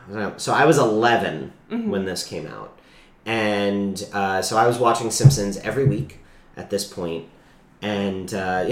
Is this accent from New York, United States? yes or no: yes; New York, United States; moved away as an adult; also born or lived in North Carolina; I'm born and raised in New York.